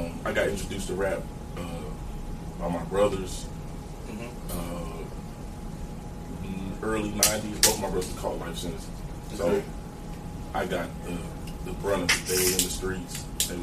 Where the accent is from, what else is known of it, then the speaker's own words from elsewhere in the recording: Virginia Beach, Virginia, United States; also born or lived in Norfolk, Virginia; I was raised in Virginia Beach.